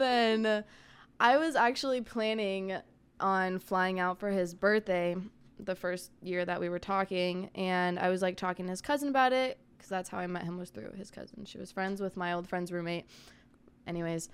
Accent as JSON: {"language": "English", "region": "Arizona", "country": "United States", "tie": "born or raised there", "said": "I'm from Arizona, born and raised."}